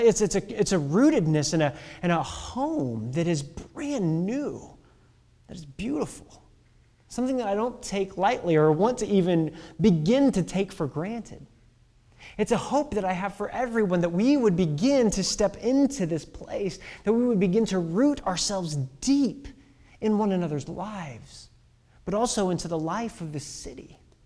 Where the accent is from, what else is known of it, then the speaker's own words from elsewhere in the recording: Midwest, United States; Oh, I'm from the Midwest.